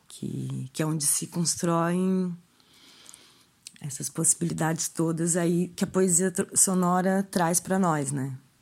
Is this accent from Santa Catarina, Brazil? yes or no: yes; Florianópolis, Santa Catarina, Brazil; also born or lived in Araranguá, Santa Catarina; Eu nasci em Araranguá, Santa Catarina, mas resido em Florianópolis já desde pequena.